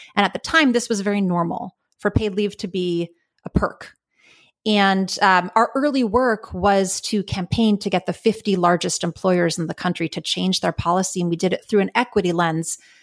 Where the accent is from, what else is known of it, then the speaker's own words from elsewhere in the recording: New York City, New York, United States; moved away as an adult; now in California, United States; I grew up in New York City, uh, born and raised in Manhattan